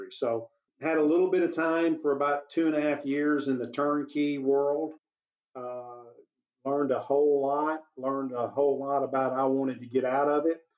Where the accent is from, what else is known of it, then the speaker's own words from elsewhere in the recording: Maybank, Texas, United States; I'm from Maybank, Texas. My family's from Maybank, Texas, and and I try, I, my dad moved around a lot, but when I got out of high school, I moved back to my home area